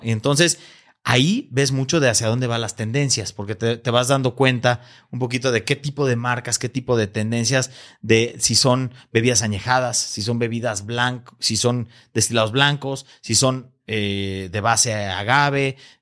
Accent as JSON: {"language": "Spanish", "country": "Mexico", "said": "este gran orgullo que tenemos como mexicanos"}